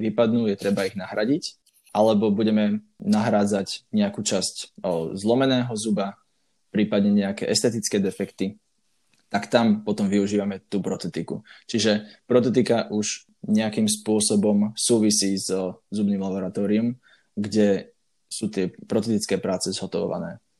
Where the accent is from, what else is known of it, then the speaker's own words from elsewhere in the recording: Banská Bystrica, Banská Bystrica Region, Slovakia; also born or lived in Bratislava; som z Banskej Bystrice, a dookola tu máme dostatočne veľa kopcov